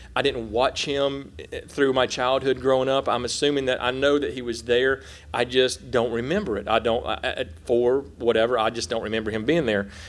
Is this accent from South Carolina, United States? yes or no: yes; South Carolina, United States; moved away as an adult; now in Oklahoma, United States; I'm a redneck from South Carolina in the mountains